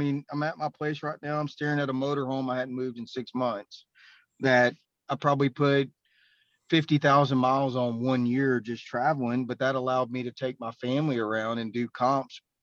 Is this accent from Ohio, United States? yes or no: no; Beaumont, Texas, United States; I'm from the Beaumont, Texas area.